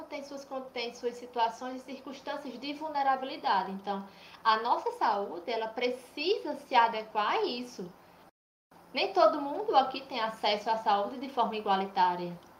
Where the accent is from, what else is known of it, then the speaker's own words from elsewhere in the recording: Cajazeiras, Paraíba, Brazil; Eu sou de Cajazeiras, Paraíba